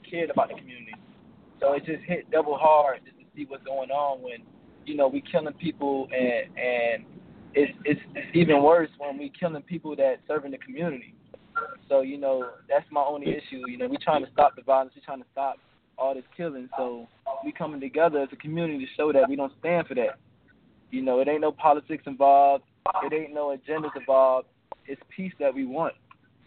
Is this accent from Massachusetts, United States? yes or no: no; Orlando, Florida, United States; I grew up on … my whole life